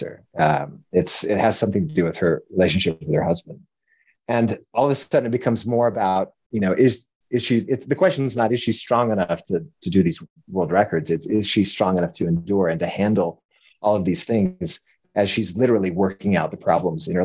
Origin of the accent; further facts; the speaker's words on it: Denver, Colorado, United States; moved away as an adult; also born or lived in New York; now in Utah, United States; Originally from Colorado